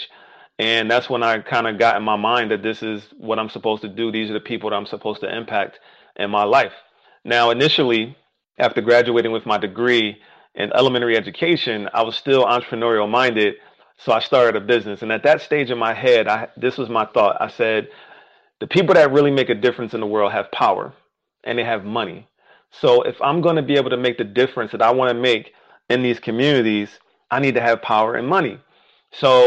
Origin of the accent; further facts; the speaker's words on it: Philadelphia, Pennsylvania, United States; I grew up in West Philly, inner city West Philly